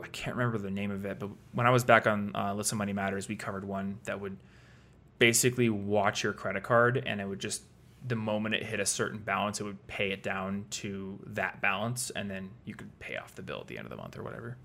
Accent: Iowa, United States; moved away as an adult; now in Colorado, United States; I'm from Iowa

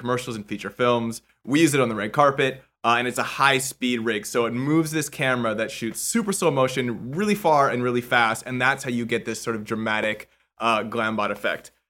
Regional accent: Vancouver, British Columbia, Canada; moved away as an adult; now in Los Angeles, United States; I'm originally from Vancouver, Canada, but I've been in LA for 15 years

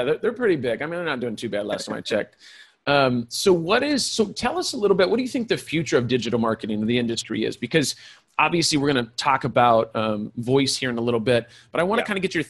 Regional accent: California, United States; I was raised by hippies in California.

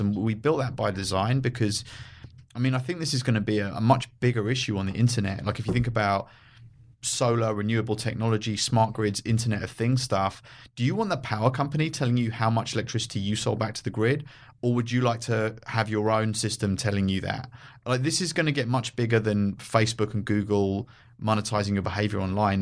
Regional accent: London, United Kingdom; moved away as an adult; also born or lived in San Francisco; now in Los Angeles, United States; I grew up in London

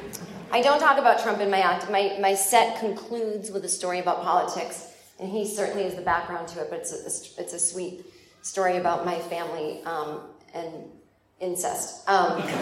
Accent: United States; also born or lived in New York / Los Angeles

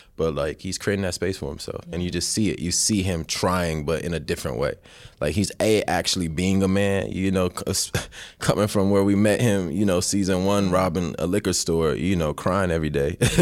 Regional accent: United States; I was born here, so I'm still from America

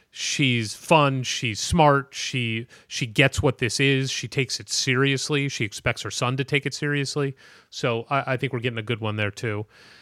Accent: St. Louis, Missouri, United States; Well, I'm personally curious about this because he's from St. Louis, my hometown.

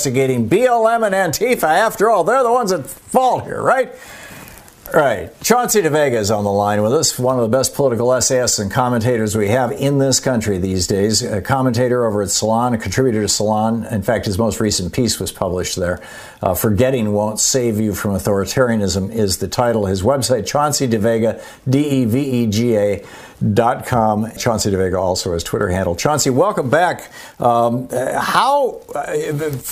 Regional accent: Michigan, United States; the people that I knew growing up in the Michigan militia

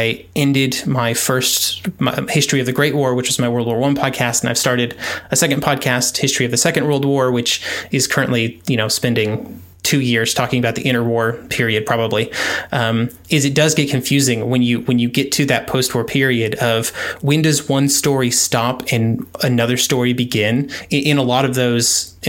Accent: United States; first language English; as an American who only speaks English

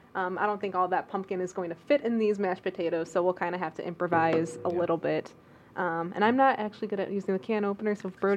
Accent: Downers Grove, Illinois, United States; moved away as an adult; also born or lived in Peoria, Illinois / Monmouth, Illinois; So home is, I'm from Downers Grove, Illinois, western suburb of Chicago. And I'm actually, I lived in Peoria for about a couple years

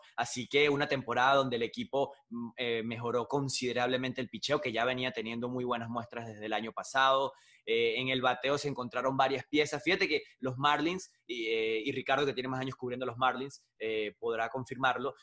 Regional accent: Venezuela; moved away as an adult; now in United States; licenciado en procesos gerenciales, se llama en Venezuela la carrera

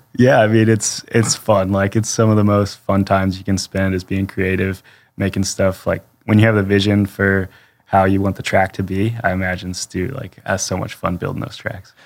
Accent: Pennsylvania, United States; I'm from Pennsylvania

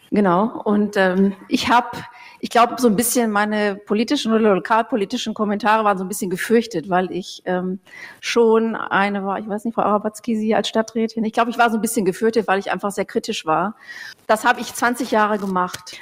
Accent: Bochum, North Rhine-Westphalia, Germany; moved away as an adult; now in Nuremberg, Germany; ich komme ja eigentlich aus dem Ruhrgebiet, aus Bochum

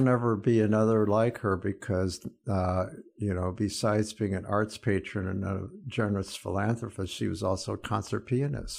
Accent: Fort Wayne, Indiana, United States; my hometown, Fort Wayne

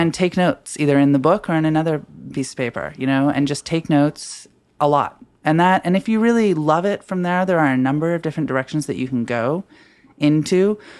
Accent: Washington, United States; now in Brooklyn, United States; I'm from Washington State

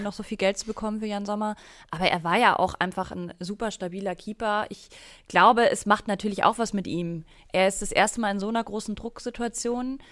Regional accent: Bavaria, Germany; ich bin ja aus Bayern

